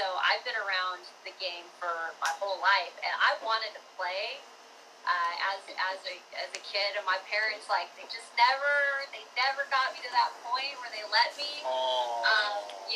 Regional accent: Spokane, Washington, United States; My first job in sports was like in my hometown, and I covered him as a high schooler when he was playing for the Chiefs

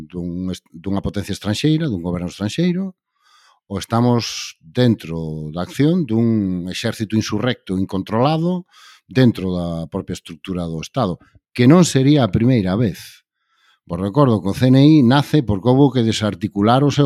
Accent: Galicia, Spain; como galegos

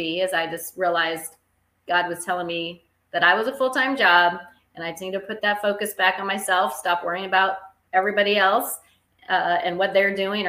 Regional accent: West Coast, United States; now in Springfield, United States; I'm from the West Coast originally, and now I live in Springfield, Illinois

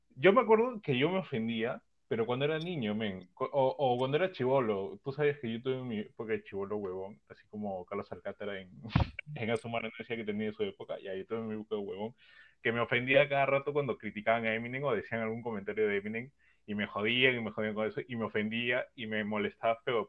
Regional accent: Peru; todos los que participamos en este podcast, que lo que era, todos peruanos

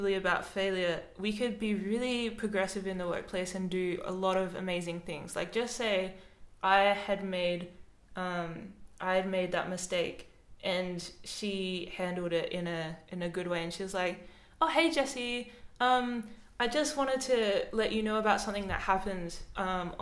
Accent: Adelaide, South Australia, Australia; moved away as an adult; now in Melbourne, Australia; I'm from Adelaide. I moved to Melbourne.

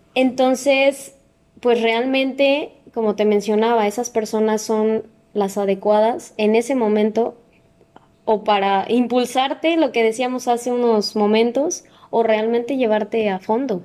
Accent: Mexico; nosotros como mexicanos

